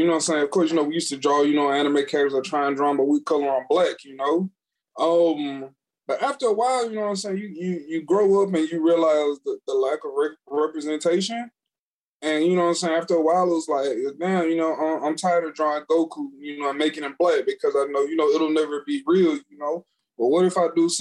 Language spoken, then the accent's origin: English; Natchitoches, Louisiana, United States; I'm from Natchitoches